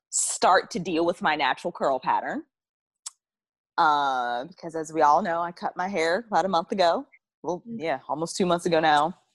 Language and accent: English; the South, United States; so you can tell I'm from the South